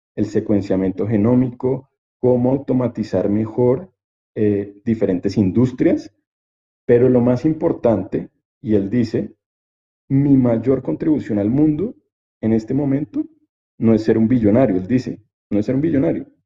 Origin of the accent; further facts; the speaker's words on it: Colombia; nos pasa como latinos, nos pasa como colombianos